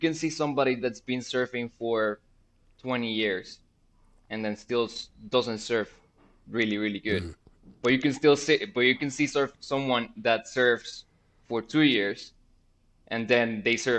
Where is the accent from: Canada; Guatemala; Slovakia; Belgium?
Guatemala; I am from Guatemala originally.